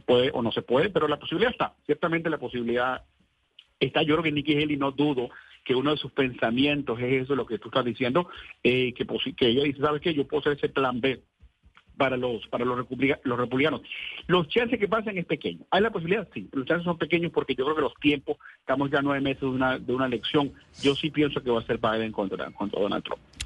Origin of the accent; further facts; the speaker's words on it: Venezuela; now in United States; yo soy venezolano